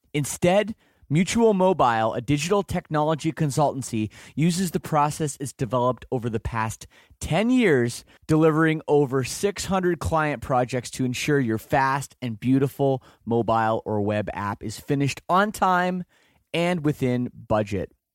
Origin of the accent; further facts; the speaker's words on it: Canada; I'm from Canada